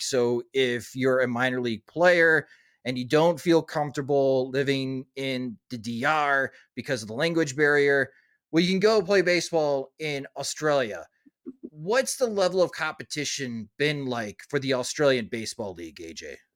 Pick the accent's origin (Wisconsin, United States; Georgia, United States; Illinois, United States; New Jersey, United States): Wisconsin, United States; Growing up in Wisconsin